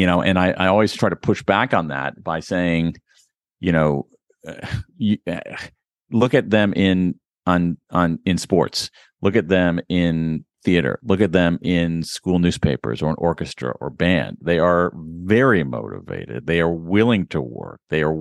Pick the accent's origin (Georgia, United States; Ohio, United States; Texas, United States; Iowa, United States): Ohio, United States; I grew up in Central Ohio, which has a very, very good library system, particularly when I was growing up.